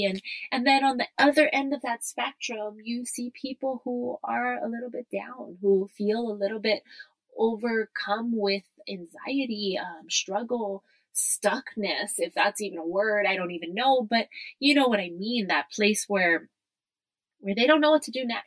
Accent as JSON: {"language": "English", "town": "Kailua-Kona", "region": "Hawaii", "country": "United States", "tie": "born or raised there", "said": "coming to you from my hometown, Kailua Kona, Hawaii."}